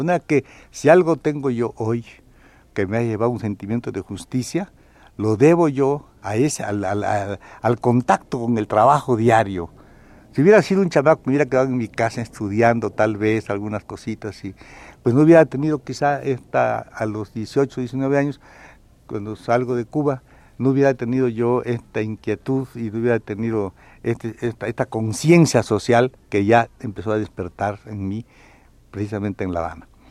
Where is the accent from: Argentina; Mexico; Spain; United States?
Mexico; southeast Mexico; moved away; also born or lived in Tampico; Yo conocía lo que es mi pueblo, lo que es la parte del sureste